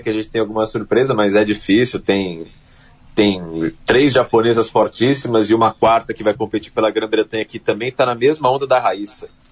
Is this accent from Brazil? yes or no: yes; São Paulo, Brazil; Eu sou paulista